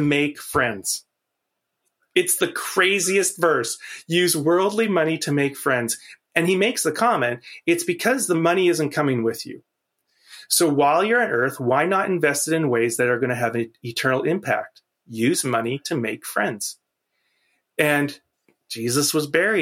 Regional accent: Canada; I'm a Canadian outsider

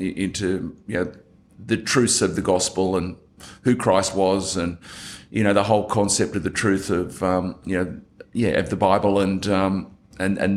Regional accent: Sydney, New South Wales, Australia; I think I was very typical of an Australian kid growing up. For me, it was Sutherland Shire of Sydney.

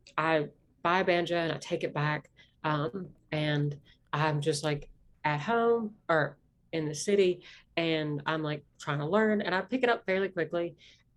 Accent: Appalachia, United States; accent: Appalachian; My accent is not that, deep South accent. It's an Appalachian accent.

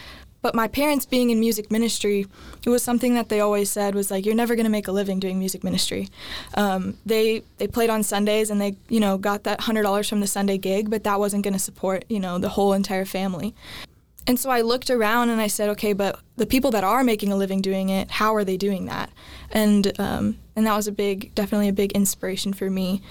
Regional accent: Clearwater, Florida, United States; now in Nashville, United States; I'm originally from Clearwater, Florida

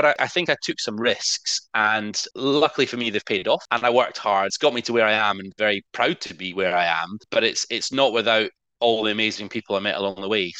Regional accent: Scotland, United Kingdom; moved away as an adult; Being Scottish originally

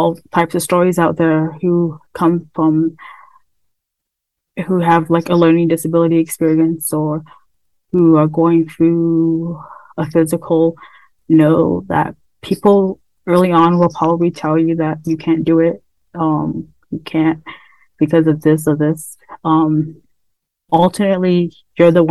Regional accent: United States; I'm from the Navajo Nation, as well as I'm an Indigenous woman

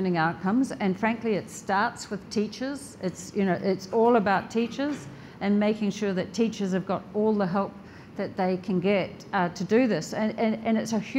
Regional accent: New Zealand; I'm from New Zealand

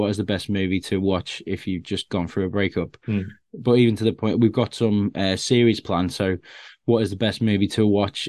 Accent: Bootle, North West England, United Kingdom; growing up in Bootle in Liverpool, which is like there's a lot of gangs there, and I was more of a shut-in kid who was just watching films all the time

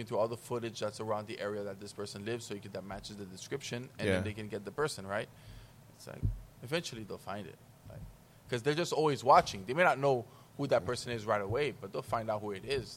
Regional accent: Haiti; moved away; also born or lived in Dominican Republic; I spent more time in Haiti and I consider myself a Haitian

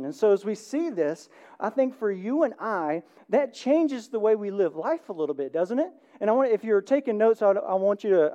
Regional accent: the South, United States; accent: southern; Did you hear my southern accent?

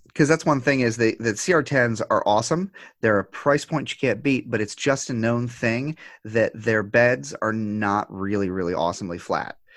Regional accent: United States; as an American

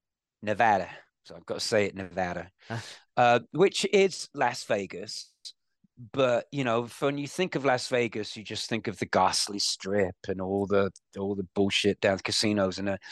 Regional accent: London, United Kingdom; But it's a great place for a city boy like me, you know, growing up in Holland Park and Shepherd's Bush and London.

